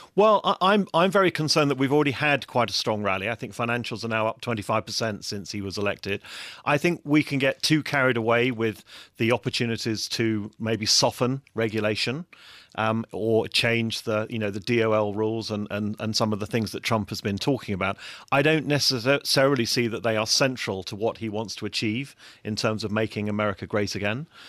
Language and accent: English; England, United Kingdom; moved away as an adult; also born or lived in Frankfurt; as an Englishman